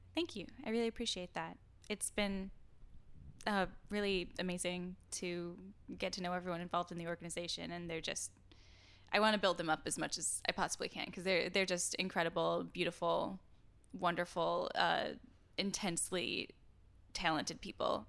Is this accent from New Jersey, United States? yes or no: no; Door County, Wisconsin, United States; the Wall Street Journal just wrote about my hometown